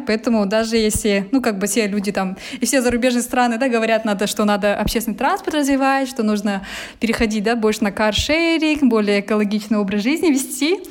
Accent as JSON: {"language": "Russian", "region": "Almaty", "country": "Kazakhstan", "tie": "born or raised there", "said": "я коренная алматинка"}